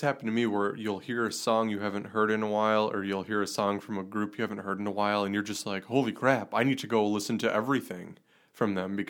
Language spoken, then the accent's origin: English; Chilton, Wisconsin, United States; my hometown, Chilton